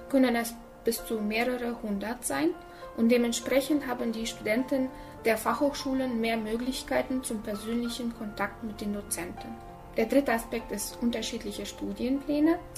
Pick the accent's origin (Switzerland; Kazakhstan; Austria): Kazakhstan; Almaty; moved away as an adult; now in Germany; ich komme aus Kasachstan, ich bin in Almaty geboren und mit 18 Jahren äh, bin ich nach Deutschland gezogen